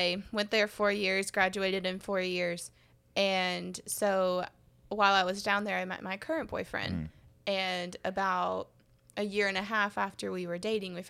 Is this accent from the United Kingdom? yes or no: no; Kentucky, United States; born or raised there; moved away as an adult; also born or lived in Tuscaloosa, Alabama; now in Birmingham, United States